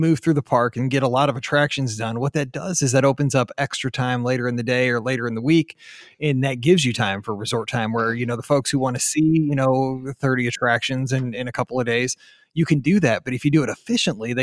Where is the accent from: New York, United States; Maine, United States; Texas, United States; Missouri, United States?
Missouri, United States; St. Louis; we're from St. Louis